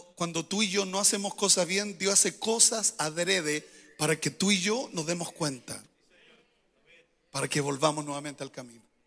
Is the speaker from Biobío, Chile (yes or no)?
yes; Coronel, Biobío, Chile; moved away; Yo soy del sur, de Coronel